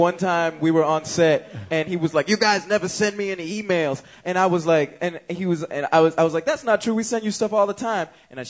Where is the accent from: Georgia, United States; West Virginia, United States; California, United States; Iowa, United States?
Georgia, United States; Atlanta; also born or lived in New York City; now in Los Angeles, United States; I was there for like 7 years, and my parents are from there, but I grew up in Atlanta.